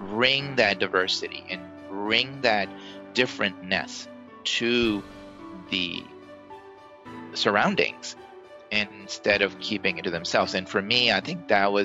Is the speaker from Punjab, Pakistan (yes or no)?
no; Karachi, Sindh, Pakistan; moved away as an adult; also born or lived in New York / Texas; now in United States; I grew up in Pakistan, and it was the farthest I'd ever traveled, may have been like India. And that culture is not hugely different from my culture in Karachi, Pakistan.